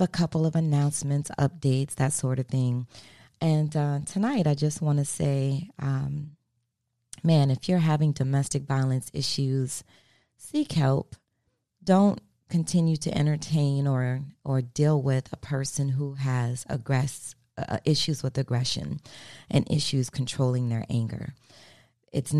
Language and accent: English; Maryland, United States; moved away as an adult; also born or lived in South Florida; now in Florida, United States; I'm from Maryland. I've been in Florida, though, for going on 22 years